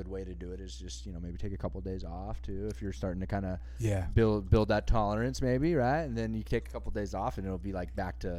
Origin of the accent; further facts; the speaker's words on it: Santa Cruz, California, United States; moved away as an adult; also born or lived in Oklahoma; I grew up in Santa Cruz. I was born and raised in Santa Cruz, California.